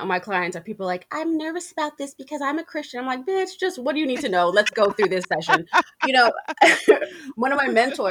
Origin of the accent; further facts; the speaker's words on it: New York, United States; I'm a New Yorker